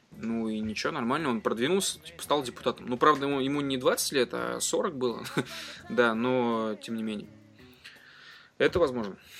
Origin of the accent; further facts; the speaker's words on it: Ufa, Bashkortostan, Russia; now in Moscow, Russia; я родом из Уфы, живу в Москве